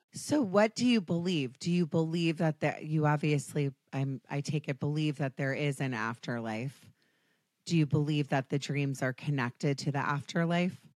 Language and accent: English; United States; I'm American. I have the most annoying accent on the planet.